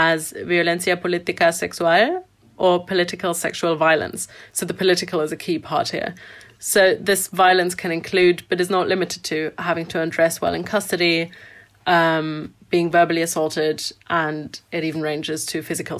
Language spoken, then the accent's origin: English; Frankfurt, Hesse, Germany; my hometown in Frankfurt, Germany